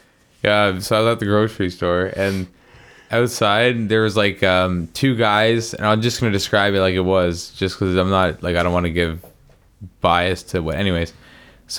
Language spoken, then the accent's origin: English; Canada; we're Canadian